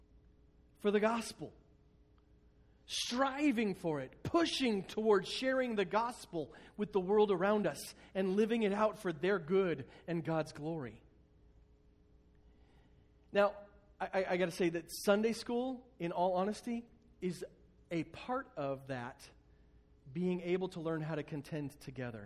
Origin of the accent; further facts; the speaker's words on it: United States; we, as American Christians